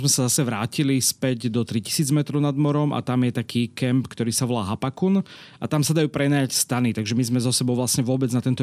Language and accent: Slovak; Slovakia; keď som povedal, že som zo Slovenska